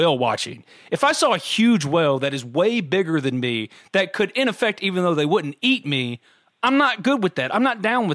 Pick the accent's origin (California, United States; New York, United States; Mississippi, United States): Mississippi, United States; New Albany; I grew up in New Albany, Mississippi